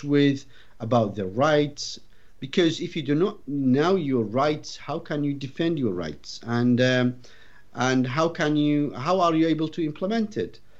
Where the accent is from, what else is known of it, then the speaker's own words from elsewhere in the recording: Iraq; English is a second language; moved away as an adult; now in United Kingdom; I was born and brought up in Iraq